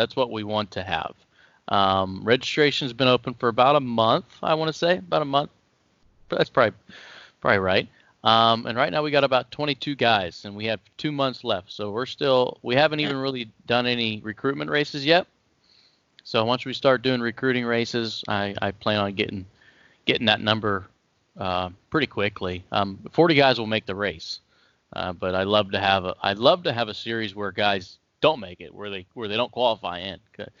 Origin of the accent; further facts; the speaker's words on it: Ohio, United States; Yeah. Yeah, that's where I'm from. I'm still here, born and raised in Ohio.